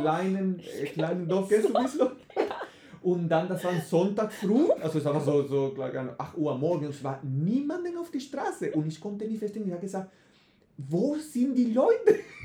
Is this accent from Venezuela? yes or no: yes; Venezuela; first language Spanish; German is a second language; moved away; ich komme, wie du gesagt hast, aus Venezuela, mhm. so Spanisch ist meine Muttersprache